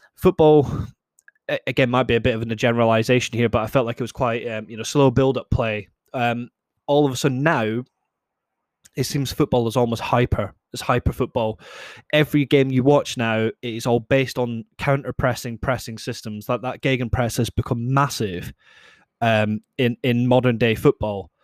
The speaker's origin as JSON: {"language": "English", "region": "Scotland", "country": "United Kingdom", "said": "I'm Scottish myself"}